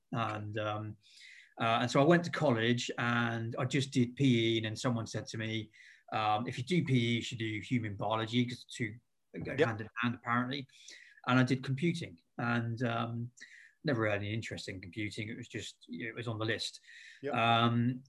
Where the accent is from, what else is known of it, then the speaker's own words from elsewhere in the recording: Eastleigh, South East England, United Kingdom; also born or lived in Southampton; I grew up around Eastleigh. Pretty local.